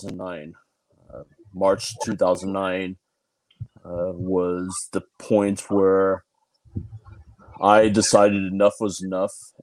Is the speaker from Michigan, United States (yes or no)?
no; San Diego, California, United States; I'm from San Diego, California